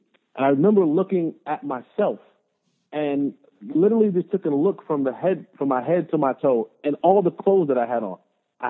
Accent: Roselle, New Jersey, United States; as someone who comes from a very poor background, I grew up in Roselle, New Jersey. I'm the middle of three boys, and we were raised by my grandmother. And my grandmother made less than $40,000 a year.

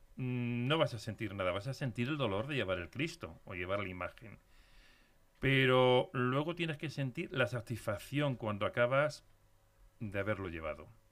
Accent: Castile, Spain; also born or lived in Leganés; yo soy muy castellano.

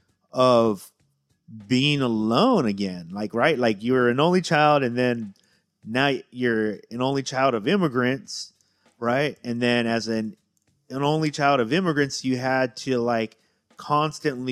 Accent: California, United States; as a Californian and as a Mexican

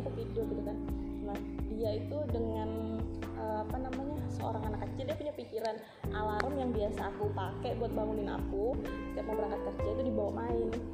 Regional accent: Java, Indonesia; moved away; aku itu dulu waktu kecil aku kan besar di Jawa

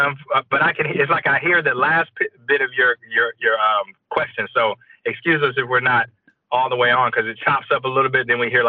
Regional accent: Atlanta, Georgia, United States; I'm from Atlanta, Georgia

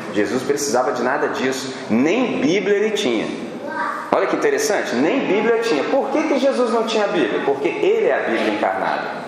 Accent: Brazil; nós somos brasileiros

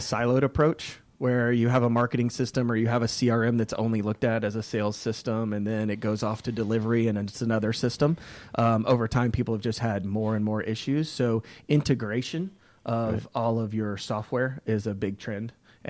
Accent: Decatur, Georgia, United States; Yeah, so I love the Atlanta. I was born in Decatur, Georgia.

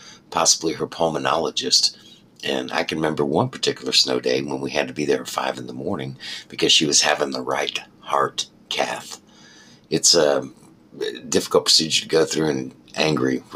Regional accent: Colorado, United States; moved away; I was raised in Colorado.

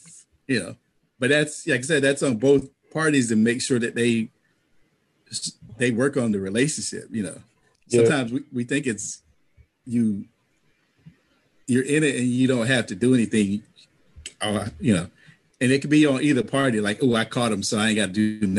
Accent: the South, United States; I'm from the South.

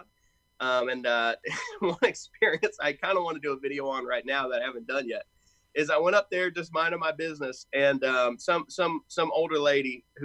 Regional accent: Knoxville, Tennessee, United States; moved away as an adult; now in Louisville, United States; I'm technically from Knoxville, Tennessee. That's where I grew up.

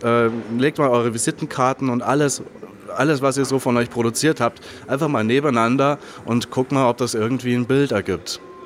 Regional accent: Germany; für mich als Deutscher

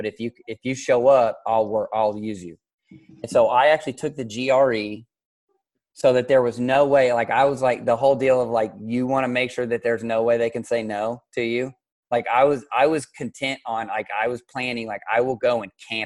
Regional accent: Kansas City, Missouri, United States; moved away as an adult; also born or lived in Oklahoma; now in Mesquite, United States; I'm from Kansas City, Missouri, and he still coaches up there at Liberty High School, which is my alma mater

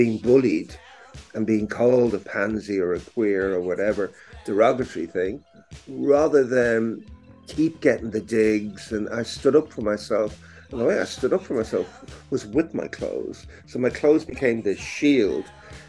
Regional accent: Dublin, Leinster, Ireland; growing up in Dublin, I was always very expressive with clothes

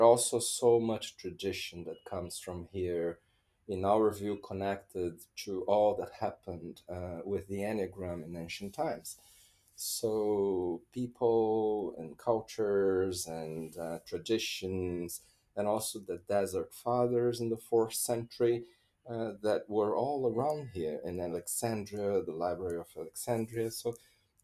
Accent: Brazil; my home country, Brazil

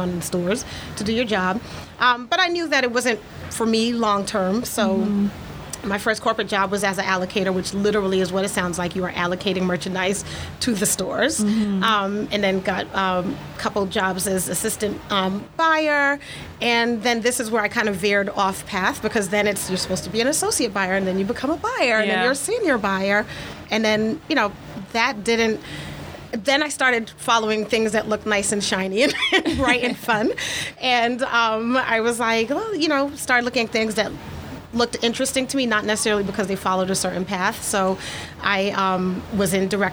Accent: New York City, New York, United States; growing up in New York City

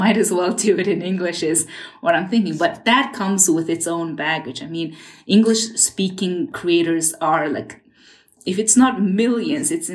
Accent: Ulaanbaatar, Mongolia; first language Mongolian; English is a second language; I was made there, but I grew up in Ulaanbaatar and Mongolia

